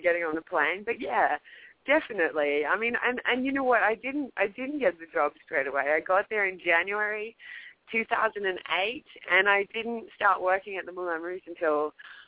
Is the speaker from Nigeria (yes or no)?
no; Australia; moved away as an adult; also born or lived in Paris, France / New York, United States; now in Los Angeles, United States; Australia almost 7 years ago now